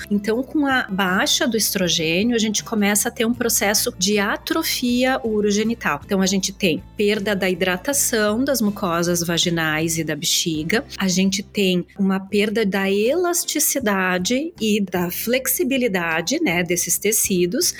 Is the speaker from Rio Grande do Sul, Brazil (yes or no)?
yes; Caxias do Sul, Rio Grande do Sul, Brazil; moved away as an adult; now in Melbourne Beach, United States; Eu sou de Caxias do Sul, na Serra Gaúcha, mas há seis anos eu me mudei